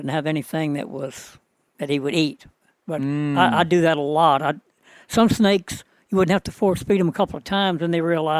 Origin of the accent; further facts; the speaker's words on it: Ponchatoula, Louisiana, United States; in Louisiana, specifically around Ponchatoula, Hammond, which is about 50 miles north of New Orleans.